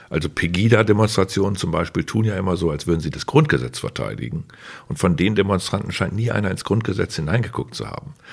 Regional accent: Osnabrück, Lower Saxony, Germany; den Osnabrückern in meiner Heimatstadt gesagt haben, so wäre das, wenn hier eine Mauer durch Osnabrück gebaut würde.

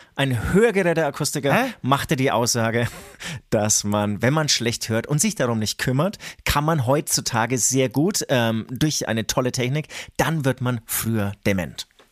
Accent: Franconia, Bavaria, Germany; man hört es äh, uns vielleicht an. Wir sind aus Franken

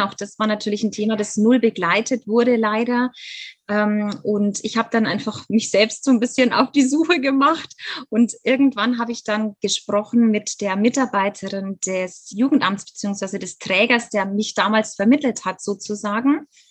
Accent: Germany; also born or lived in Bavaria; ich lebe in Bayern. Ich bin ähm, in Deutschland auch aufgewachsen, bin aber tatsächlich Halbamerikanerin

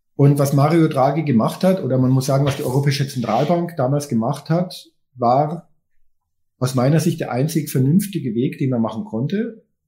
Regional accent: Germany; wir als Deutsche.

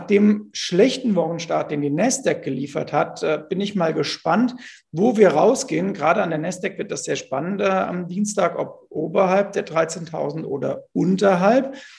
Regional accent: Bingen am Rhein, Rhineland-Palatinate, Germany; ich komme ja aus Bingen am Rhein

